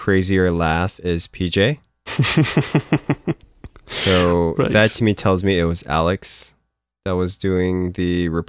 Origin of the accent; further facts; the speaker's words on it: Philippines; moved away; me growing up in the Philippines, like whenever I had like this, I would be, I grew up with like American pop culture. Like I grew up watching like American cartoons and like, you know, Japanese cartoons and all that stuff.